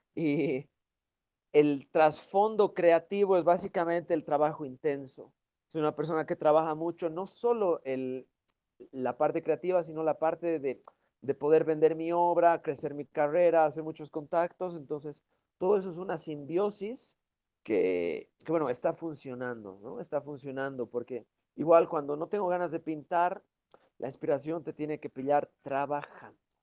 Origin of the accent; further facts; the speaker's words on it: Bolivia; moved away as an adult; now in Europe; yo soy originalmente de Bolivia, de los Andes